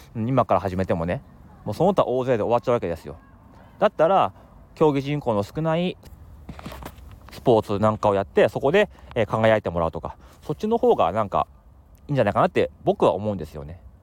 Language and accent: Japanese; Akita, Japan; moved away; also born or lived in Tokyo; それがもう上京してきたタイミングだったんでもう正直、ね、秋田県の田舎者ですから、まあ、東京来て